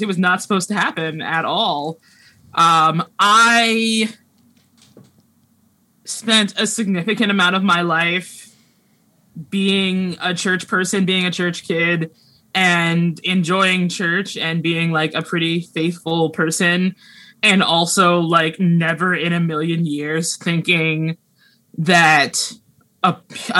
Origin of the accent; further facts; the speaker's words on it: Pittsburgh, Pennsylvania, United States; now in Seattle, United States; I am from Pittsburgh